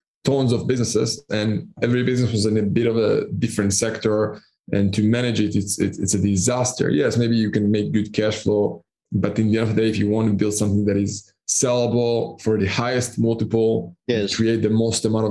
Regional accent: Israel; moved away as an adult; also born or lived in Panama; now in Cyprus; I'm originally from Israel, and I started my first business at the age of 16, 17

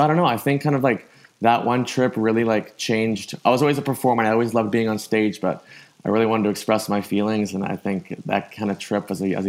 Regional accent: Canada; obviously growing up in Canada

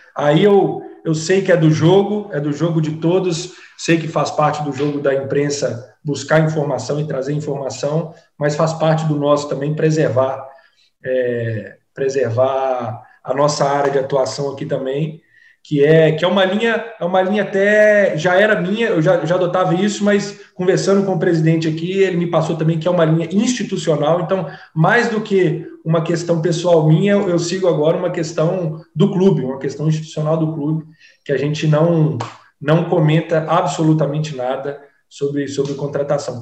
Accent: Minas Gerais, Brazil; now in Salvador, Brazil; como bom mineiro que sou

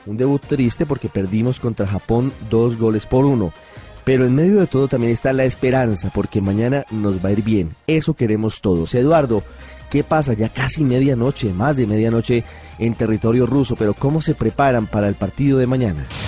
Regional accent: Colombia; somos los colombianos

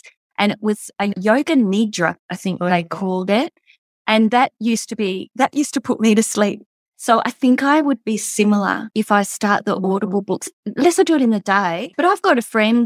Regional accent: Margaret River, Western Australia, Australia; I'm from Margaret River, so that's 3 hours for me to come to Perth

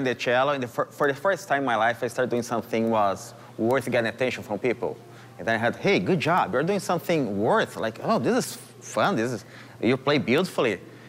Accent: Brazil; English is a second language; moved away as an adult; also born or lived in Alaska; now in Anchorage, United States; I'm from Brazil. I've been for 3.5 years in Alaska

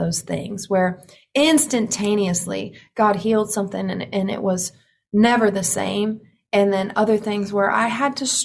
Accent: the Bible Belt, United States; me growing up in the Bible Belt, me growing up in a conservative family

